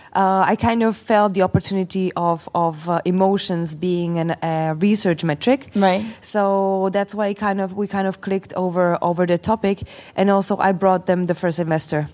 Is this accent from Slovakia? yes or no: yes; Slovakia; I come from Slovakia.